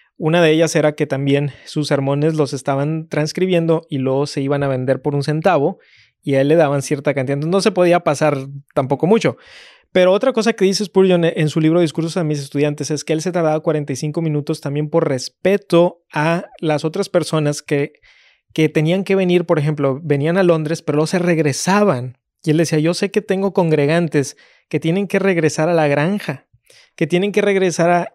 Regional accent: Mexico; Como mexicano

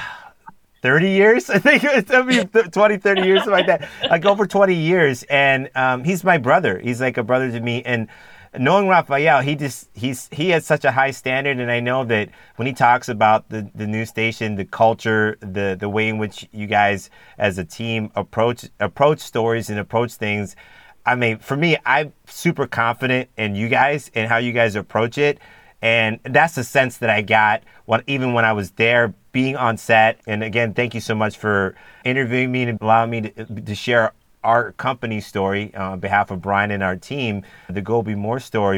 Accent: San Diego, California, United States; I'm from San Diego as well. I grew up in San Diego

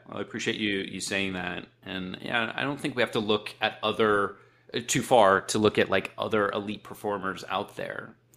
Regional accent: Akron, Ohio, United States; I grew up in Akron

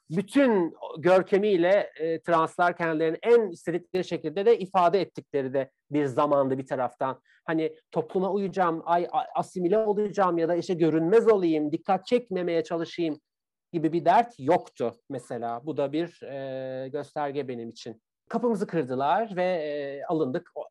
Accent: Bakırköy, Istanbul, Turkey; ben İstanbul çocuğuyum. E, Bakırköylüyüm, İstanbul'dayım

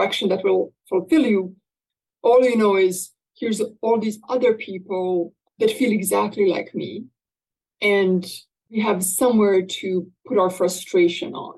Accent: Bosnia & Herzegovina; moved away; I come from Bosnia and Herzegovina

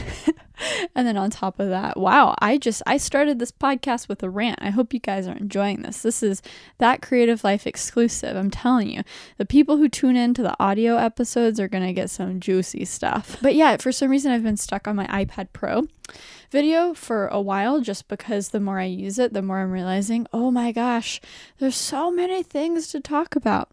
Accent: Texas, United States; I'm from Texas

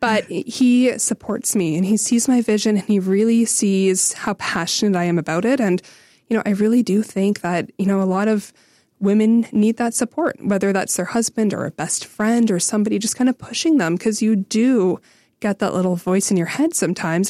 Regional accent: Renfrew, Ontario, Canada; I grew up in Renfrew

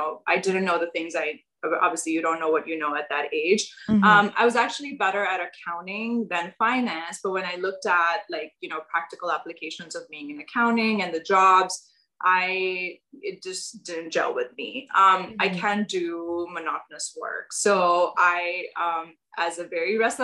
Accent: Pakistan; moved away as an adult; now in United States; I'm from Pakistan. And I grew up there and moved to the US about 10 years ago.

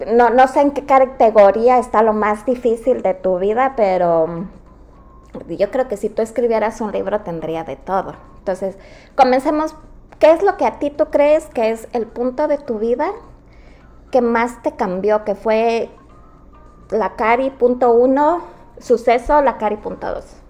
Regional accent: Quito, Pichincha, Ecuador; moved away; Las dos somos del Ecuador, somos de Quito

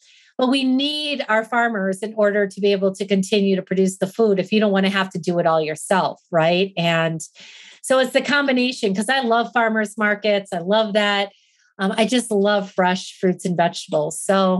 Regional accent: Wisconsin, United States; now in Arizona, United States; I grew up in Wisconsin. So if you know anything about the Midwest, we were all about farming, right?

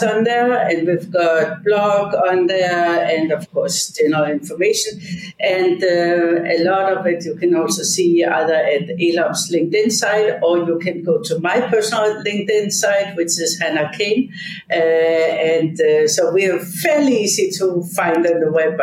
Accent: Odense, Southern Denmark, Denmark; moved away; I was born in Odense, Denmark

